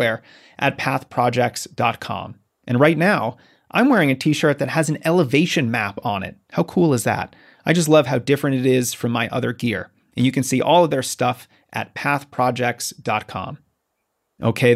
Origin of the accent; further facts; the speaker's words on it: Colorado, United States; I'm from Colorado